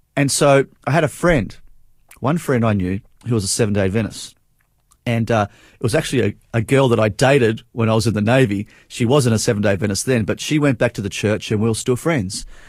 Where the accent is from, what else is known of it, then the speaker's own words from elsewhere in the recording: Adelaide, South Australia, Australia; I actually grew up in Adelaide